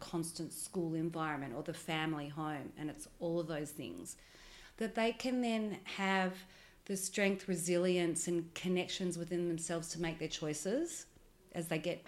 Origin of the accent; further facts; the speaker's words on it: Melbourne, Victoria, Australia; My history is here. I was born and raised in Melbourne